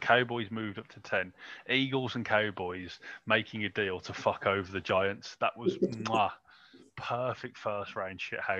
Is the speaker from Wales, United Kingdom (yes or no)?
no; Birmingham, West Midlands, United Kingdom; I'm from Birmingham, mate. We're multicultural.